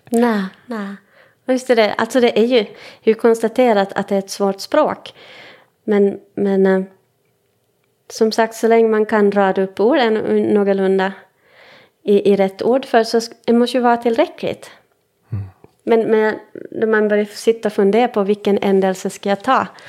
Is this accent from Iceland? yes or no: no; Finland; first language Swedish; jag är stolt finlandssvensk